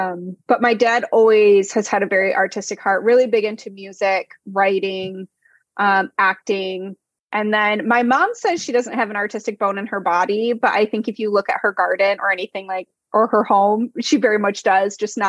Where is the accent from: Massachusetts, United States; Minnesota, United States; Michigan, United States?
Michigan, United States; East Lansing; East Lansing. So right near the Capitol.